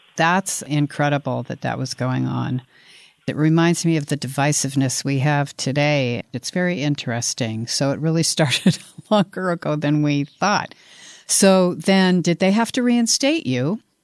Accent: Colorado, United States; now in Los Angeles, United States; I come from Colorado

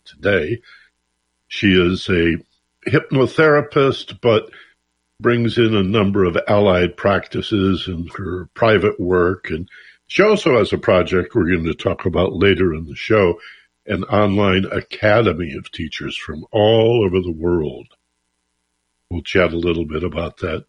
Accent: Michigan, United States; now in Los Angeles, United States; growing up in Michigan

